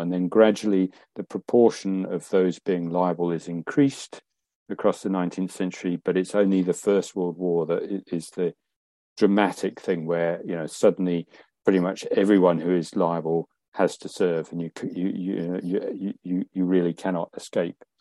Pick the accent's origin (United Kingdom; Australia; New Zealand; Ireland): United Kingdom; England; in England, we didn't have those largely, and our towns could spread out